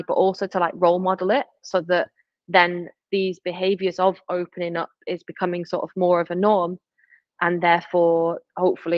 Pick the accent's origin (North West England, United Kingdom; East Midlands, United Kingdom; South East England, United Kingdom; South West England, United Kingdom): North West England, United Kingdom; Stockport; from Manchester, but from like council estate in Stockport